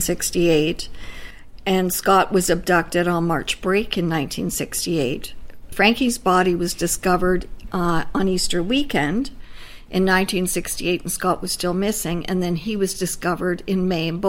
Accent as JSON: {"language": "English", "town": "Windsor", "region": "Ontario", "country": "Canada", "tie": "born or raised there", "said": "I grew up in Windsor"}